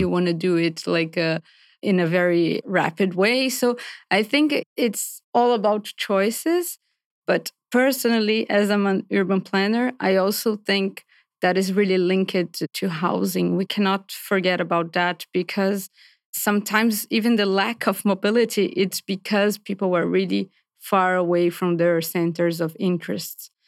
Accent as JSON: {"language": "English", "country": "Brazil", "also_born_or_lived": "Paris", "moved": "as an adult", "said": "I'm from Brazil originally."}